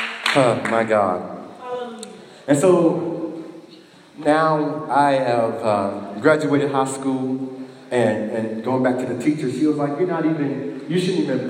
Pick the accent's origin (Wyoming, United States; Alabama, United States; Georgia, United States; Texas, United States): Alabama, United States; Sylacauga; my hometown of Sylacauga, Alabama